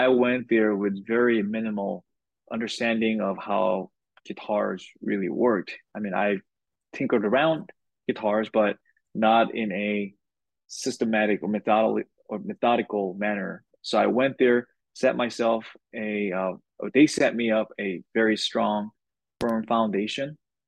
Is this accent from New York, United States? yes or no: no; Los Angeles, California, United States; also born or lived in Korea; I live in Los Angeles, and I'm originally from Korea. I moved out here when I was 12, grew up here basically the rest of my life here